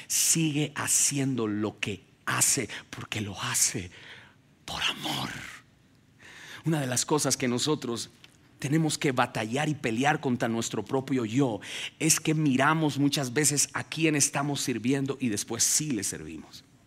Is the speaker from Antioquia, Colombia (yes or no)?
no; Ubaté, Cundinamarca, Colombia; moved away as an adult; now in United States; nací en Ubaté, que Ubaté es la tierra de los quesos, queda aquí a dos horas de aquí